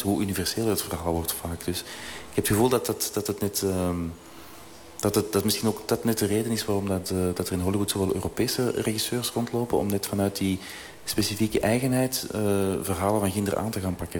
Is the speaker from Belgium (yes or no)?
yes; Belgium; we in België